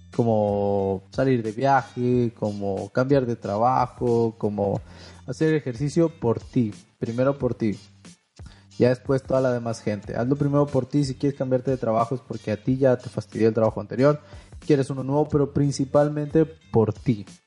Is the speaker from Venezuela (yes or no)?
no; Mexico; Yo soy de México